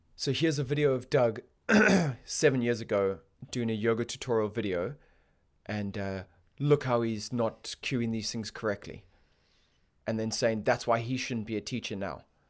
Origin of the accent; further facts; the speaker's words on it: Botswana; now in United Kingdom; I grew up in Botswana